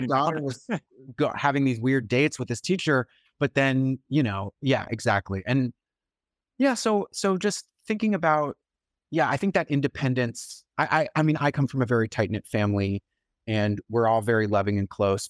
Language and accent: English; Brookline, Massachusetts, United States; now in New York, United States; So I'm from Brookline, and I was writing much of the book in Brookline